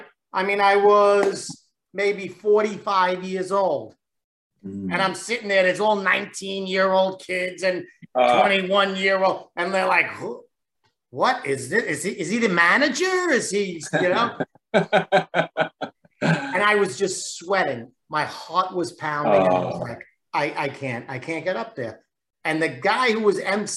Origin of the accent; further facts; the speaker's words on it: New York City, New York, United States; also born or lived in Lower Manhattan, New York; I was born in Lower Manhattan, called Alphabet City. It's on the lower end of Manhattan, and it was where a lot of Italians immigrated from. And then when I was very young, they moved to Brooklyn.